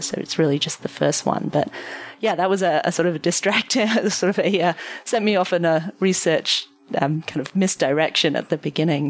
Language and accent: English; London, United Kingdom; now in United States; I'm obviously not originally from the United States. I um I am from London, and I was at home in London.